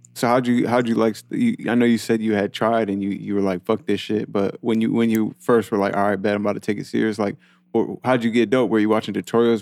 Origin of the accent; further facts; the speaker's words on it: New York, United States; now in Atlanta, United States; when I moved to Atlanta, 'cause I'm from New York